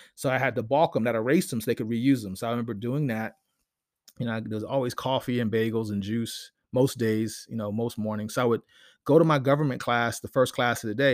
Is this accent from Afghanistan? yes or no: no; Silver Spring, Maryland, United States; I grew up in Silver Spring, Maryland, with the Washington Post